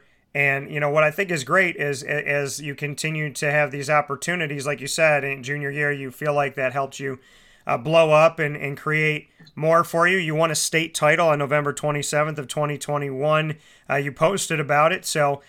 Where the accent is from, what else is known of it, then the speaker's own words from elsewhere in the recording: Syracuse, New York, United States; I'm from Syracuse, New York. Central and upstate New York means a lot to me.